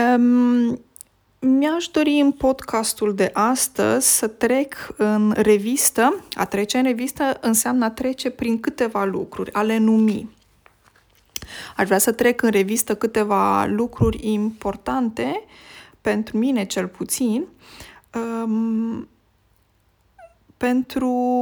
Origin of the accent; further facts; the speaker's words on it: Romania; first language Romanian; moved away as an adult; now in Norway; limba română mi este limba maternă